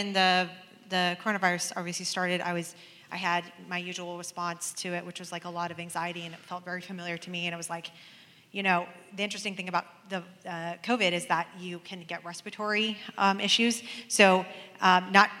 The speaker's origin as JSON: {"language": "English", "town": "Portland", "country": "United States", "tie": "born or raised there", "said": "I grew up in Portland"}